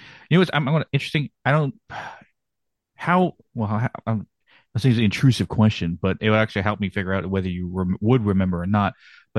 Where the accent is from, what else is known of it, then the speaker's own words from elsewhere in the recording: Blanco, Texas, United States; moved away as an adult; also born or lived in San Antonio, Texas; now in North Carolina, United States; I lived north of San Antonio in a small town, Blanco. Yeah, for a majority of my life. And then I lived in San Antonio for about 10 years or so before I moved over here to North Carolina.